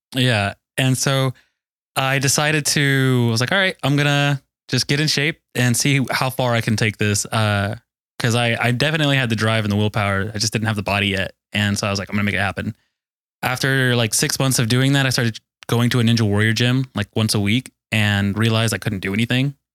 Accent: Mesquite, Texas, United States; 31 year old from Dallas, Texas. I grew up in Mesquite specifically, uh, Mesquite, East Dallas area.

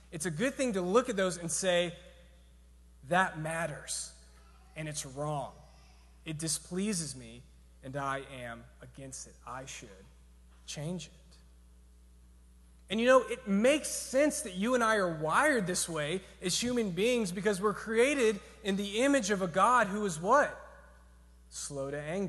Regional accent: Georgia, United States; I'm from Georgia

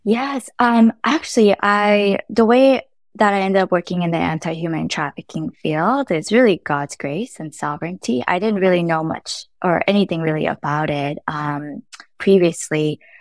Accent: North Carolina, United States; also born or lived in Los Angeles, California; I was born in L A and raised in North Carolina

